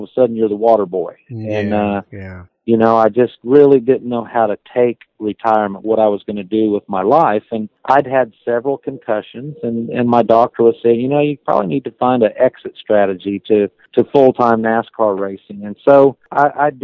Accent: United States; I'm the American driver

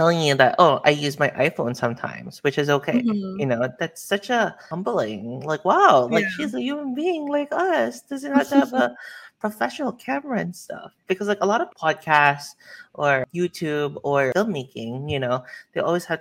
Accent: United States; as an American

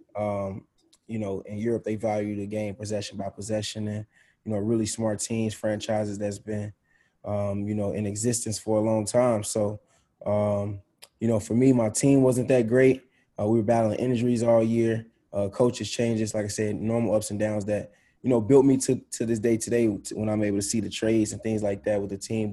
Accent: Chicago, Illinois, United States; now in Indiana, United States; growing up in Chicago

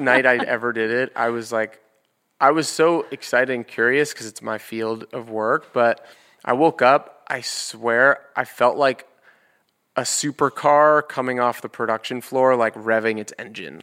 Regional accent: New York City, New York, United States; I grew up in New York, and my dad's office is on seventy-third and Fifth Avenue.

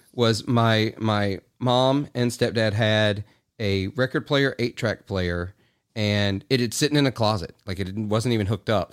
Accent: Clarksdale, Mississippi, United States; I'm from Clarksdale, Mississippi

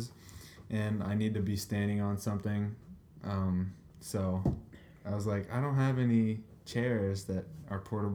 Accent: Pennsylvania, United States; I grew up in Pennsylvania

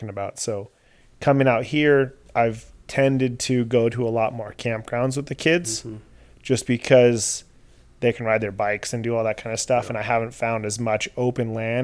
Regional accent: San Diego, California, United States; moved away; growing up in San Diego and near the deserts in Southern

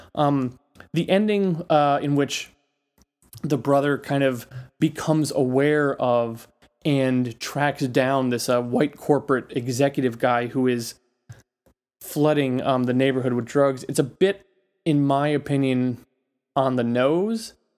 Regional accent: New York City, New York, United States; I am a New Yorker

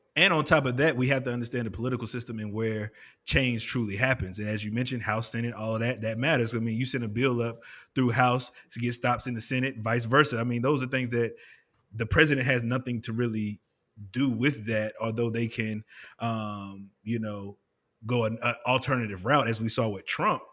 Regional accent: United States; we are as American people.

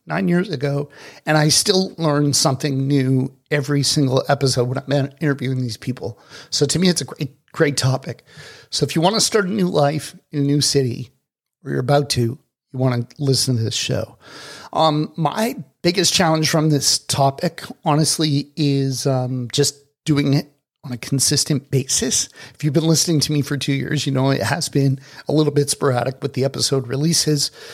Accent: Toronto, Ontario, Canada; moved away as an adult; also born or lived in Dominican Republic / South Florida; now in Kelowna, Canada; I was born and raised in Toronto.

